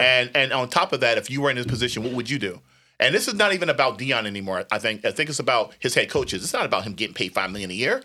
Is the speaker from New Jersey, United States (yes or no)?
yes; New Jersey, United States; when I was growing up, in New Jersey